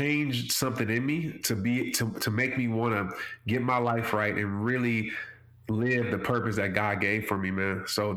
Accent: New Orleans, Louisiana, United States; growing up in New Orleans

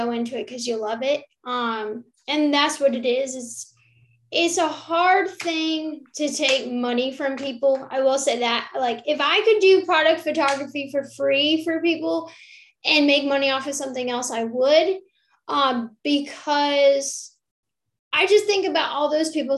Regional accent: Rochester, New York, United States; now in Eastern North Carolina, United States; I grew up in Rochester, New York, which a lot of people might not hear about it, but it's upstate New York

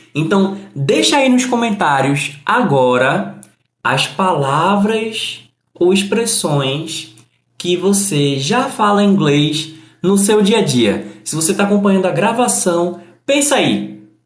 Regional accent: Brazil; I am from Brazil.

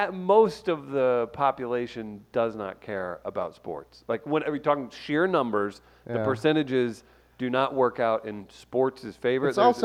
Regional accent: Columbia, Missouri, United States; We're two idiot 21-year-olds, you know, and we're just like, St. Louis, you know, instead of saying Columbia, Missouri.

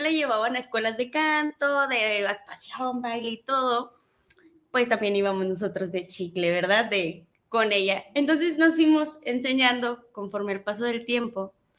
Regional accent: Teocaltiche, Jalisco, Mexico; a los seis años fue mi primera presentación al público con un mariachi en, en mi pueblo hermoso Teocaltiche, Jalisco.

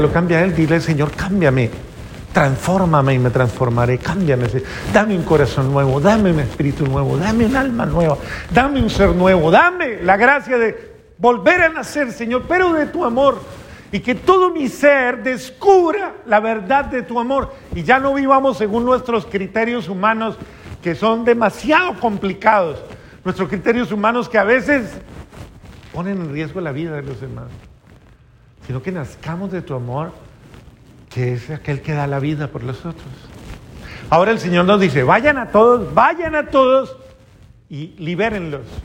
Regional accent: Colombia; eso fue en Colombia, en mi país

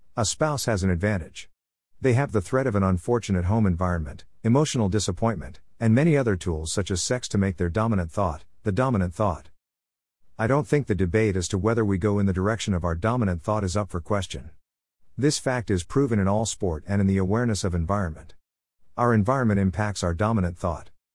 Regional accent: Australia; I'm a person from the Australian outback

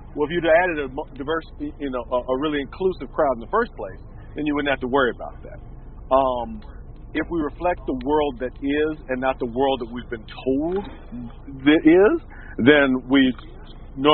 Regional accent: Milwaukee, Wisconsin, United States; also born or lived in Chicago / Memphis; because I grew up in Milwaukee and Chicago and Memphis and these kind of what I thought were enormously boring places to be.

